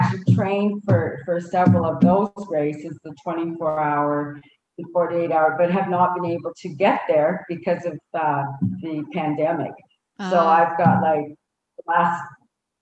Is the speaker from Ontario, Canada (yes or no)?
no; Saskatchewan, Canada; now in Calgary, Canada; I grew up in Saskatchewan